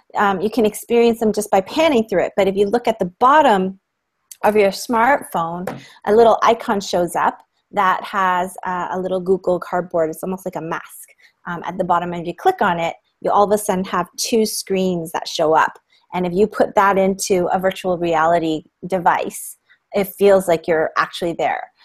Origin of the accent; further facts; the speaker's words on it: Toronto, Ontario, Canada; I'm from Toronto, Canada, and I'm um, a teacher at the Toronto District School Board